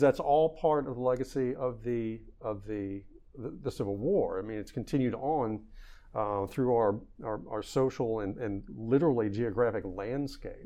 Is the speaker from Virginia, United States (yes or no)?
yes; Virginia, United States; I'm a Virginian first. I grew up in Virginia